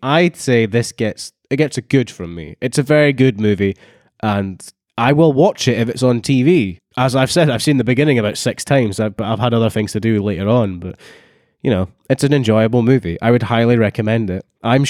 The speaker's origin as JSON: {"language": "English", "region": "Scotland", "country": "United Kingdom", "said": "I feel as a Scottish person, it's a very good film and it highlights it."}